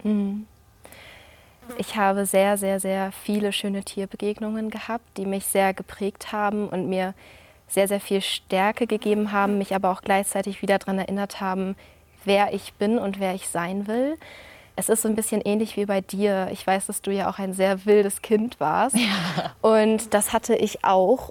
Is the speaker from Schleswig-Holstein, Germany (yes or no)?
yes; Flensburg, Schleswig-Holstein, Germany; Ich komme aus Flensburg